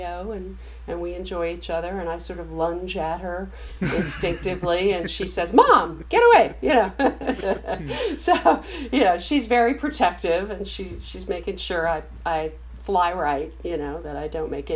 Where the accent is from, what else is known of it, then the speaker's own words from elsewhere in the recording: New York City, New York, United States; I grew up with a single father on the Upper West Side of Manhattan, my brother